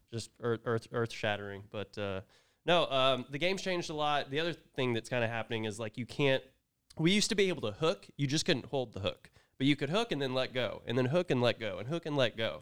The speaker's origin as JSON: {"language": "English", "region": "Oklahoma", "country": "United States", "also_born_or_lived": "Vermont / Tulsa", "moved": "as an adult", "lives_now": "Dallas, United States", "said": "I'm from Oklahoma"}